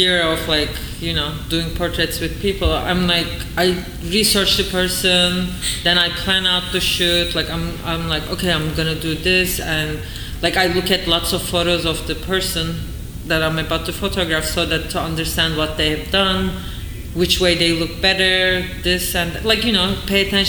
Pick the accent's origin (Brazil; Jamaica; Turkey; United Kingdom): Turkey; moved away as an adult; now in New York, United States; when I was growing up in Turkey